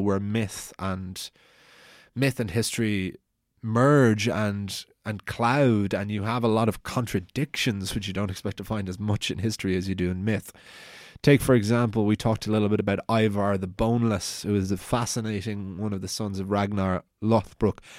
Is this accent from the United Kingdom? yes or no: no; Wicklow, Leinster, Ireland; I'm from Wicklow, which is a Viking town